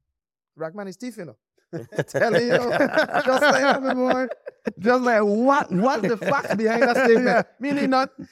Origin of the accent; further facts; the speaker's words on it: St. Croix, U.S. Virgin Islands; I went to Miami more times growing up on St. Croix than I went to St. Thomas.